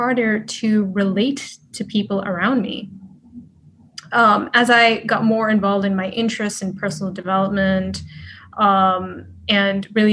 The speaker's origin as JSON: {"language": "English", "region": "Dubai", "country": "United Arab Emirates", "tie": "born or raised there", "also_born_or_lived": "United States / Sweden", "moved": "yes", "lives_now": "Los Angeles, United States", "said": "I grew up in Dubai"}